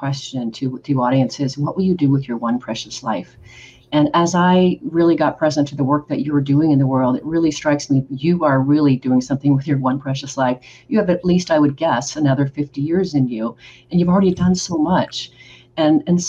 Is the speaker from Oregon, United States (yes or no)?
yes; Oregon, United States; also born or lived in Rio de Janeiro, Brazil; now in Texas, United States; I'm originally from Oregon